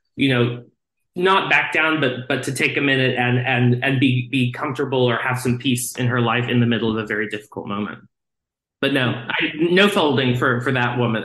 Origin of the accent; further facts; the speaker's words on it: Texas, United States; I grew up in Texas